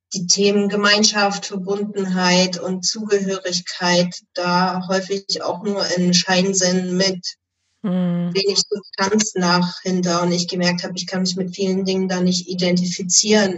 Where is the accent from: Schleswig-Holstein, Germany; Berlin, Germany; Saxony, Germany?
Saxony, Germany; Erzgebirge; moved away as an adult; now in Flensburg, Germany; gebürtig komme ich allerdings aus dem Erzgebirge in hm. Sachsen.